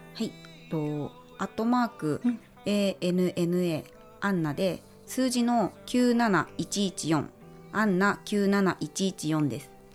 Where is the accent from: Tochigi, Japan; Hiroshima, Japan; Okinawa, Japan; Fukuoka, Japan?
Tochigi, Japan; moved away as an adult; also born or lived in Tokyo; 私がやっぱり生まれ育ったのが栃木なので